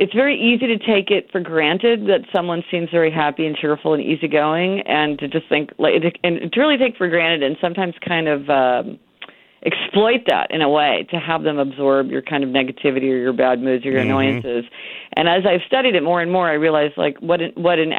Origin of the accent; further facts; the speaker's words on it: Kansas City, Missouri, United States; moved away; I'm from Kansas City, Missouri